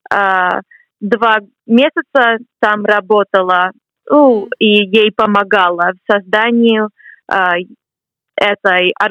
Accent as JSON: {"language": "Russian", "town": "Boston", "region": "Massachusetts", "country": "United States", "tie": "born or raised there", "second_language": "Russian", "moved": "as an adult", "lives_now": "Cambridge, United Kingdom", "said": "Мне 23 год, а, года. Я сама родом из Бостона, из Соединенных Штатов, но живу здесь, в Англии, до июня. Потом перееду обратно в США"}